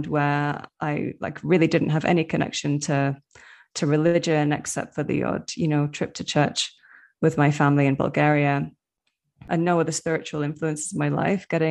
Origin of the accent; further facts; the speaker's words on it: Manchester, North West England, United Kingdom; moved away as an adult; now in Medellin, Colombia; living in the UK, especially growing up in Manchester in like a very urban area